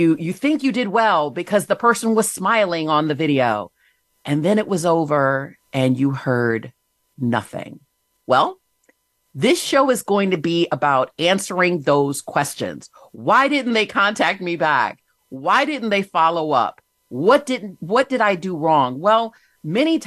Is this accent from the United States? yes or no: yes; Michigan, United States; moved away as an adult; also born or lived in Virginia; I started out, grew up in Michigan